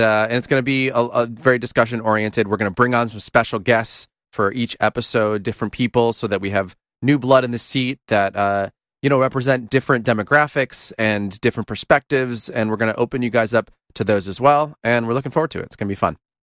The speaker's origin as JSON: {"language": "English", "country": "United States"}